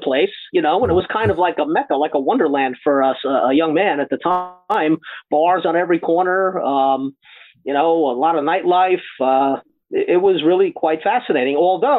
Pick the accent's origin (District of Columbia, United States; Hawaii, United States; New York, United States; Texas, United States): New York, United States; Long Island; moved away as an adult; now in Asbury Park, United States; I grew up on Long Island and moved to New Jersey to take a job at Bell Labs over in Holmdel.